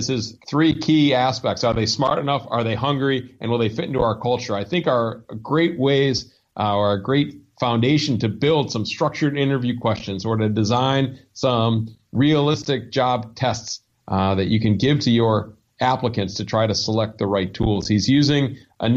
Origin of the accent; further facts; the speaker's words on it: Ann Arbor, Michigan, United States; moved away; Ann Arbor, Michigan, which was my hometown.